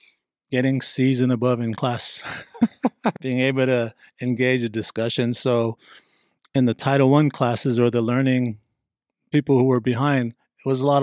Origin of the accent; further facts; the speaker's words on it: Hawaii, United States; So I grew up on the North Shore of Hawaii.